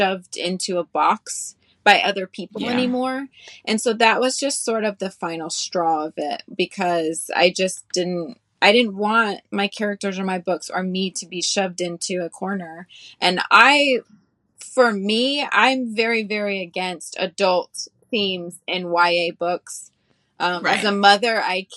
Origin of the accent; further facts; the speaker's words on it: the South, United States; growing up in the South